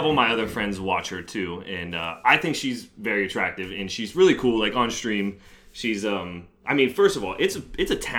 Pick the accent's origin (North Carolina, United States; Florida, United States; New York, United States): Florida, United States; Tampa; I'm from Tampa